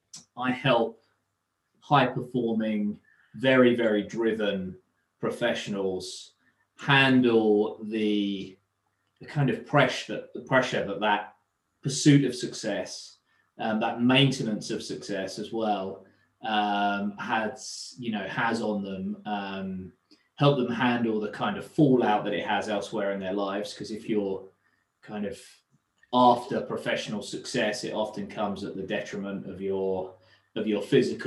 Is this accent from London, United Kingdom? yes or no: yes; London, United Kingdom; So father was born and raised in London, and consequently so was I, but travelled back a lot, you know, through my youth.